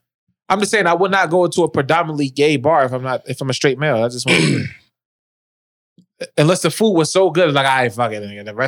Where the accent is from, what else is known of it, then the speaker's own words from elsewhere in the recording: Boston, Massachusetts, United States; I'm from Dorchester.